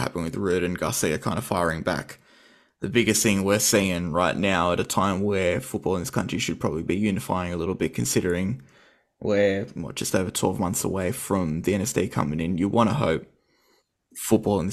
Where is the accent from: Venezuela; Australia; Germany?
Australia; as an Australian society